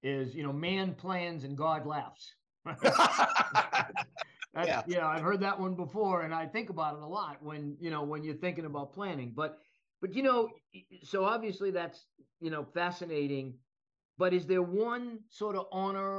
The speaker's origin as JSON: {"language": "English", "town": "Boston", "region": "Massachusetts", "country": "United States", "tie": "born or raised there", "said": "I grew up in Boston"}